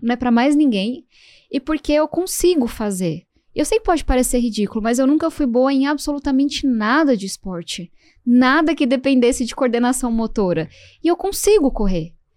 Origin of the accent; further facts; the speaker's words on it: São Paulo, Brazil; eu venho da Zona Sul de São Paulo e eu cresci ouvindo o barulho da Fórmula 1